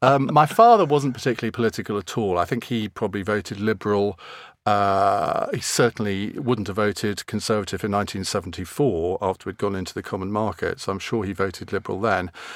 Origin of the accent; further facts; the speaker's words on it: Saffron Walden, East of England, United Kingdom; also born or lived in Cambridge; I was born in Cambridge and brought up in Suffren Walden